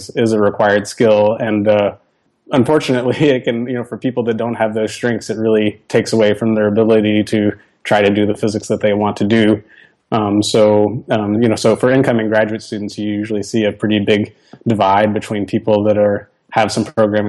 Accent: Arkansas, United States; I grew up in Arkansas

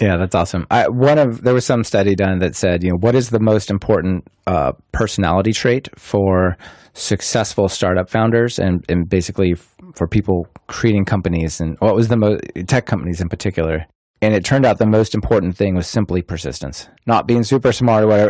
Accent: Portland, Oregon, United States; Portland, Oregon, which is my hometown

